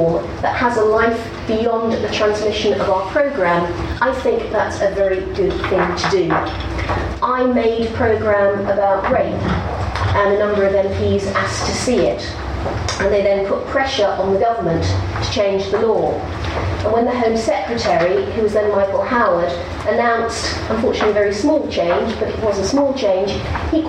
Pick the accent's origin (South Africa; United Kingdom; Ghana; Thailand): United Kingdom; as a British journalist